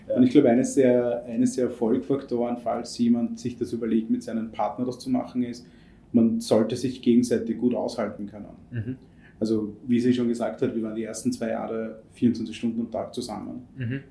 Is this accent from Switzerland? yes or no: no; India; moved away; ich bin in Indien erzogen worden und groß geworden